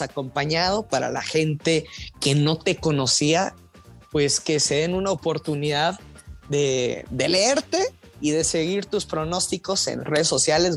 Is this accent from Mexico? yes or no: yes; Durango, Mexico; soy de Durango